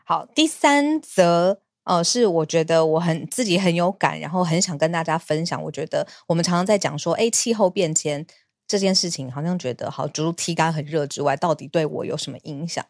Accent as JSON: {"language": "Chinese", "country": "Taiwan", "said": "我是台湾人"}